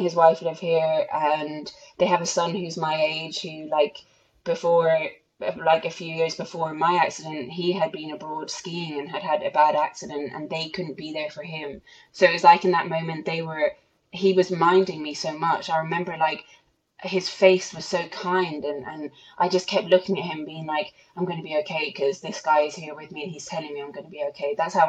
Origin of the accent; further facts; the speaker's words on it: Ireland; I'm the Irish national champion.